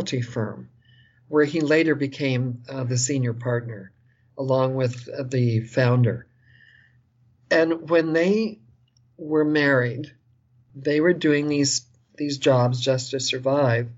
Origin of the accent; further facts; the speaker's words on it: Long Island, New York, United States; I was born in New York City, and I was raised on Long Island for the most part.